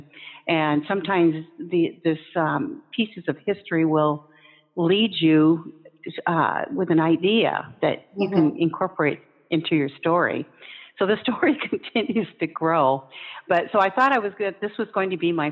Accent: Olympia, Washington, United States; I was born and raised in Olympia

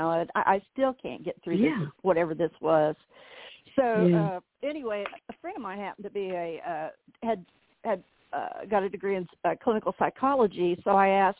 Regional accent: Southern Indiana, United States; moved away as an adult; I'm from Southern Indiana, so all my family was up here

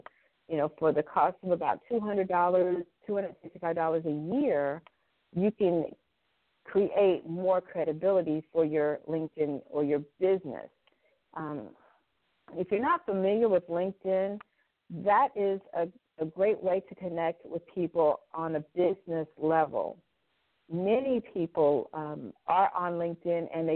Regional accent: Indianapolis, Indiana, United States; came to my hometown, Indianapolis

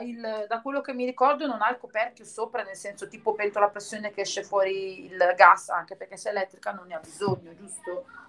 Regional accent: Milan, Lombardy, Italy; io sono di Milano

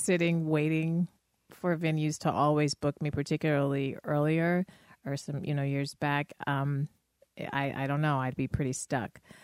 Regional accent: Denver, Colorado, United States; now in Chicago, United States; in Denver at that point, which is my hometown

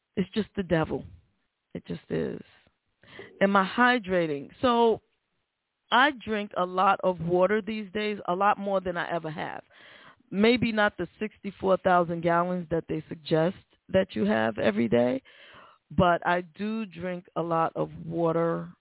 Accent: New York City, New York, United States; moved away; I've been on the Cross Bronx Express back and forth all my life. I'm from the Bronx.

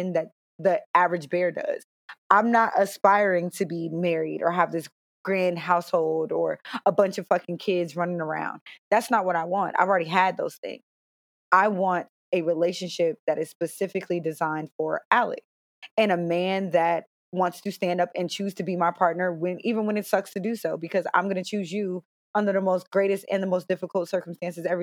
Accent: Cincinnati, Ohio, United States; also born or lived in Stamford, Connecticut / Raleigh, North Carolina; I was born in Stamford, Connecticut. I grew up in Cincinnati. We moved here when I was in the second grade

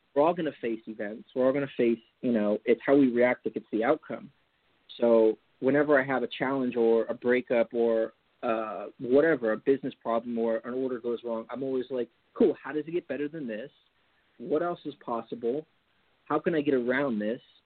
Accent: Napa, California, United States; also born or lived in Marin County, California; I grew up in the Napa Valley

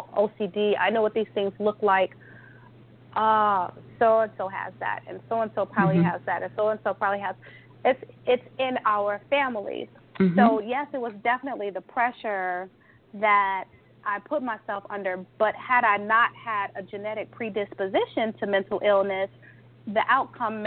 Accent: Chicago, Illinois, United States; also born or lived in California; I'm from Chicago

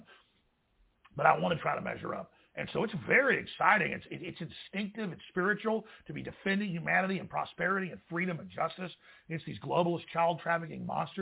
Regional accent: Dallas, Texas, United States; growing up in Dallas

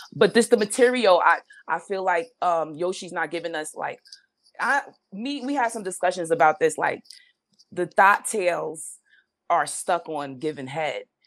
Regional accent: New York City, New York, United States; I'm from the Bronx

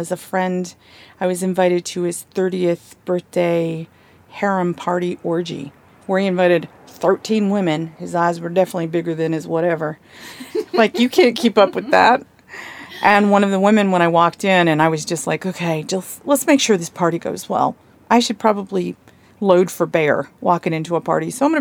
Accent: Blue Ridge Mountains of Virginia, United States; accent: southern; moved away; also born or lived in Atlanta, Georgia / San Francisco; my southern accent because I'm from the Blue Ridge Mountains of Virginia, then moved to Atlanta. So my accent was pretty heavy back then.

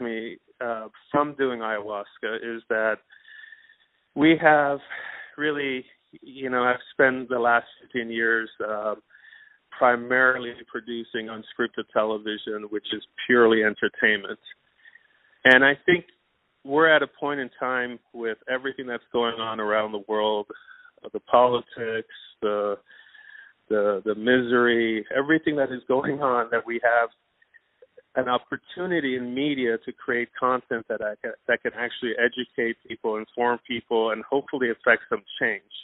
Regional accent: Iran; now in United States; originally I was born in Iran

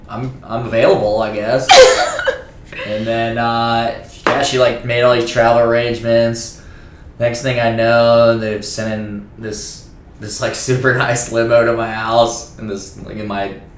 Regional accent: Suwanee, Georgia, United States; I grew up in Suwanee, Georgia. Nice little suburban town, 40 minutes north of 85.

